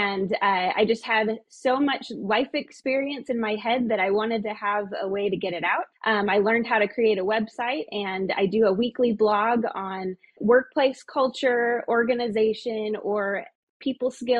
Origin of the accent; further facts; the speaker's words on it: Klamath Falls, Oregon, United States; I was born and raised in Klamath